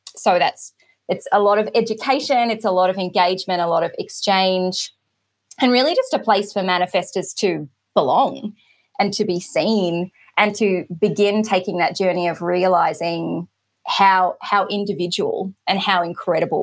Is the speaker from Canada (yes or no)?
no; Australia; I am Australian, based on the other side of the world from a lot of people